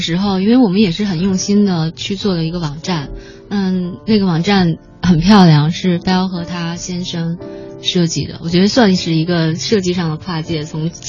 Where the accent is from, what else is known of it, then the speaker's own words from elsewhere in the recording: Tianjin, China; 我不是，我是天津人。对不起，我的口音已经被伊泽贝完全给同化。